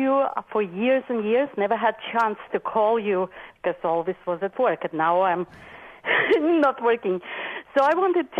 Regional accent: Moscow, Russia; now in Orange, United States; I grew up in Moscow.

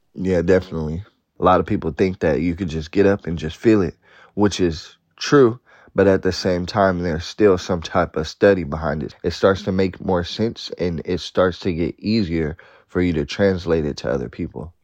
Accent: Oakland, California, United States; I'm from Oakland, California.

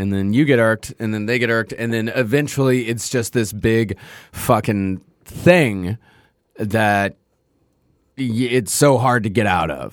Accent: Texas, United States; growing up in Texas

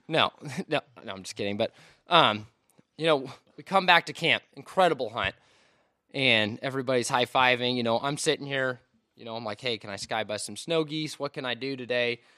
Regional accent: Washington, United States; moved away; I'm from Washington State.

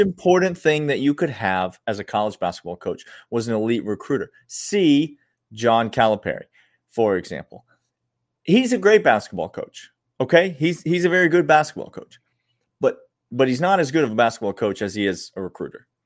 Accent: Nashville, Tennessee, United States; my hometown of Nashville

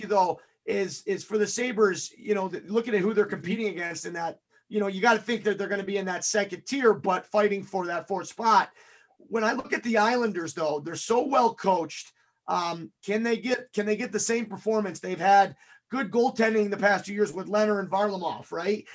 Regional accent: Buffalo, New York, United States; I'm a Buffalo guy

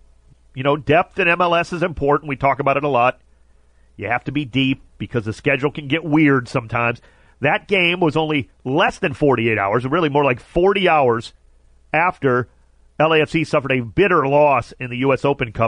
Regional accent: Cleveland, Ohio, United States; now in Los Angeles, United States; If you know me for more than 5 minutes, you know that I'm from Cleveland. And I have a lot of love for my Cleveland sports team still.

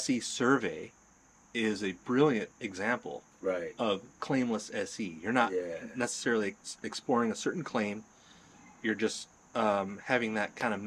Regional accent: the South, United States; also born or lived in Texas / Alabama; I did a lot of growing up in the South

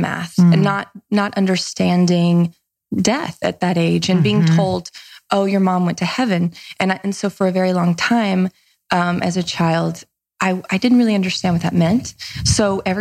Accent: Nashville, Tennessee, United States; accent: Southern; also born or lived in Mississippi; I'm from a small, small, tiny town in Mississippi. I grew up in Nashville. Mm-hmm. We moved there when I was a kid

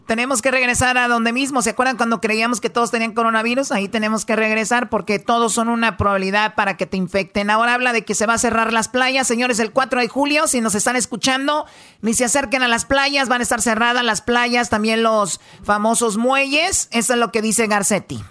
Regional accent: Mexico; yo soy mexicana

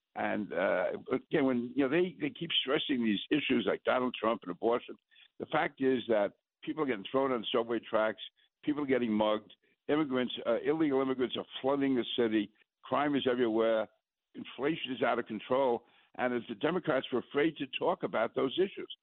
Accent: New York City, New York, United States; being a New Yorker

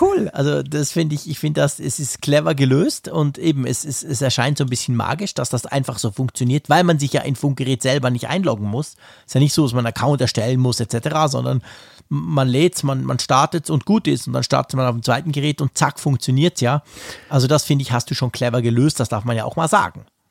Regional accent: Switzerland; bei uns in der Schweiz

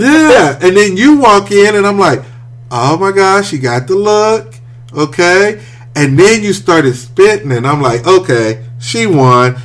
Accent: Wichita, Kansas, United States; moved away as an adult; also born or lived in Topeka, Kansas; I'm from Wichita

